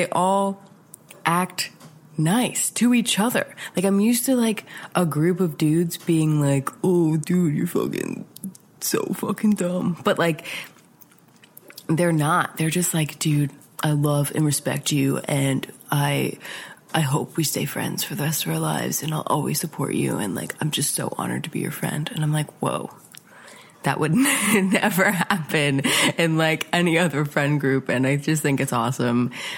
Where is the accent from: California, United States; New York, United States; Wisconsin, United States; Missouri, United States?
New York, United States; Mahopac; So … is a local band from my area, my hometown, kind of. They're from a town called Mayapack, New York.